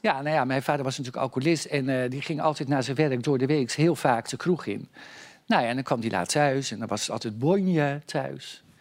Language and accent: Dutch; Noordwijkerhout, South Holland, Netherlands; ik ben natuurlijk geboren in Noordwijkerhout